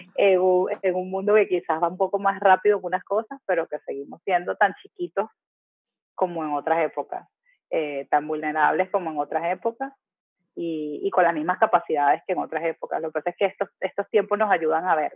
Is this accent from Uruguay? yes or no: no; Venezuela; moved away as an adult; now in Panama; me mudé de mi país de origen, a, ah, de Venezuela, a Panamá